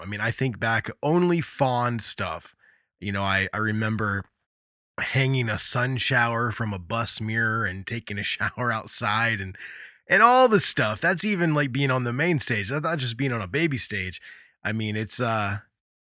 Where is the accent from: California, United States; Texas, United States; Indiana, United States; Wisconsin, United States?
Indiana, United States; I grew up in Indiana